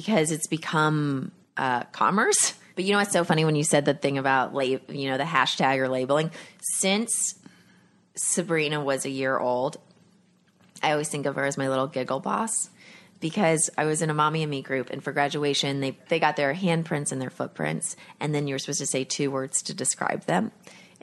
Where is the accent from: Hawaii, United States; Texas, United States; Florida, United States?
Texas, United States; Growing up in Texas